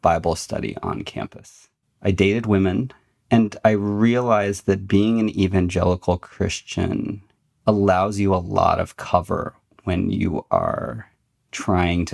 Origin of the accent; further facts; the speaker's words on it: United States; now in Michigan, United States; I was born in America, I was Chinese second